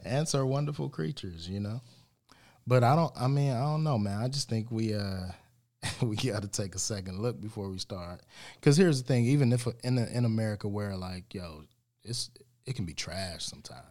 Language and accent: English; United States; us American blacks